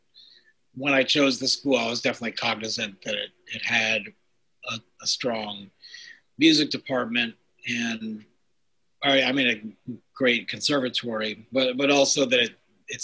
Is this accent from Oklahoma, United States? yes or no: no; half hour north of Manhattan, outside of New York City, United States; moved away as an adult; also born or lived in Ohio / Boston / Brooklyn / Seattle; now in Cambridge, United States; I grew up outside of New York City. And about a half hour north of Manhattan